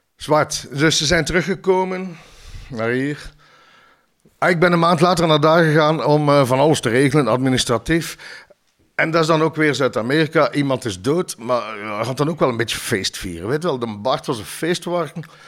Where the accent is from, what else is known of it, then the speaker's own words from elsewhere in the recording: Ghent, Flanders, Belgium; ik ben zelf van Ledenberg